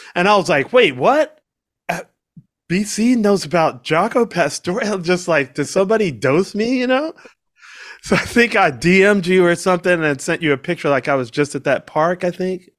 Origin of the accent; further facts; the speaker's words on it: Washington, District of Columbia, United States; also born or lived in Georgia; now in Boca Raton, United States; growing up in Washington, D C